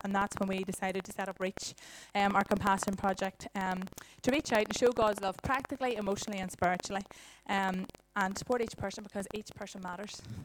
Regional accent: Dungannon, Northern Ireland, United Kingdom; moved away as an adult; also born or lived in Dublin; now in Dungannon, United Kingdom; I'm originally from Dungannon

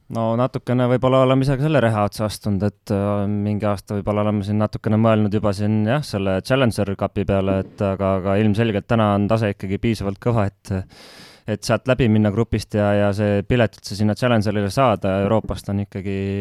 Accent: Estonia; moved away as an adult; ma olen ikkagi selge Eesti patrioot

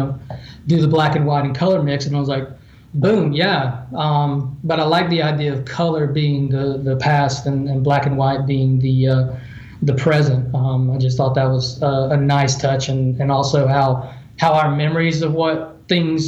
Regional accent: Asheville, North Carolina, United States; my hometown of Asheville

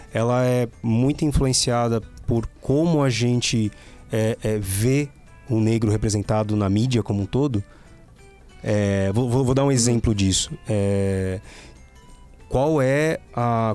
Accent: Guarulhos, São Paulo, Brazil; moved away; eu sou de Guarulhos, da periferia de Guarulhos

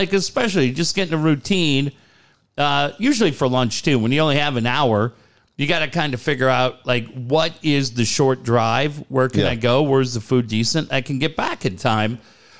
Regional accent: Minnesota, United States; Yeah, she's from my hometown.

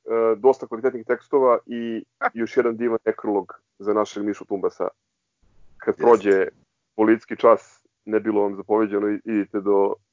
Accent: Belgrade, Serbia; odrastajući u Novom Beogradu

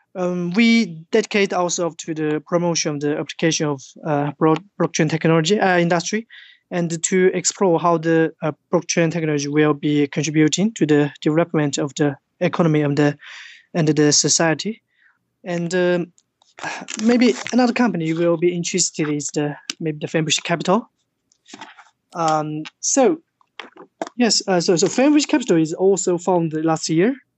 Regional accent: China; English is a second language; moved away as an adult; also born or lived in Tokyo, Japan; I was born in China

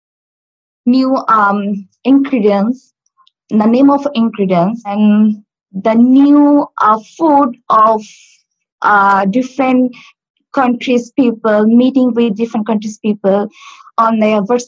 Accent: Bangladesh; first language Bengali; English is a second language; moved away as an adult; now in Stockport, United Kingdom; My mother tongue is Bangladesh

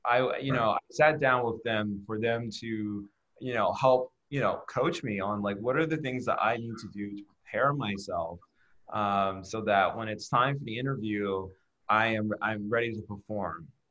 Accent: Chicago, Illinois, United States; I was born and raised outside Chicago. I went through the Chicago public school system

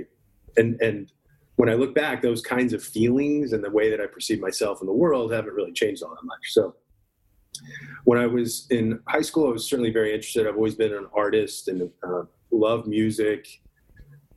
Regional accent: Dallas, Texas, United States; also born or lived in Garland, Texas; growing up in Dallas and Garland, Texas

